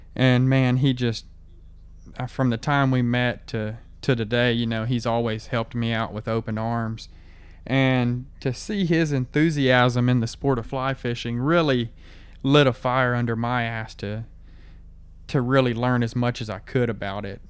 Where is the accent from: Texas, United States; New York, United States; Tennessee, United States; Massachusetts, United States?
Texas, United States; Gonzales; I grew up in Gonzales, Texas, which is like two hours north of where I live now.